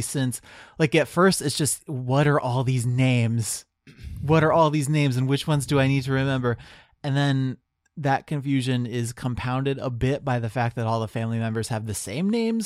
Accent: Marion, Ohio, United States; moved away; I'm from Central Ohio

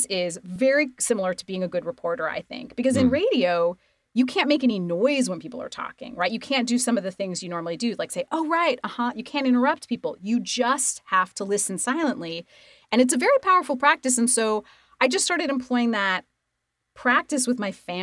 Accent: Idaho, United States; moved away; I grew up in Idaho

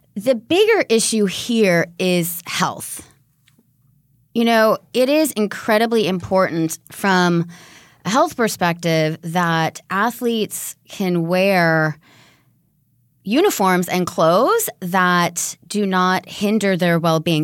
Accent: California, United States; also born or lived in London; my home state of California

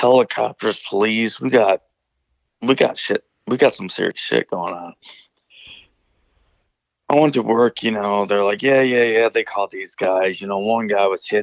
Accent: Northern Illinois, United States; I'm from Northern Illinois

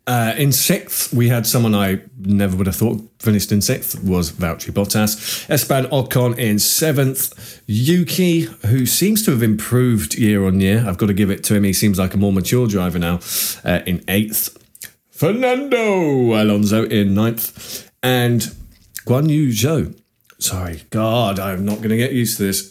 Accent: United Kingdom; us as Brit F one fans

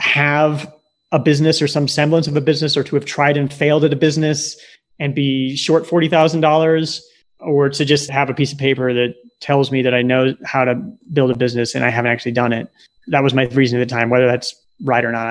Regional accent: Nebraska, United States; moved away as an adult; also born or lived in Silicon Valley; Growing up in Nebraska, pre-internet

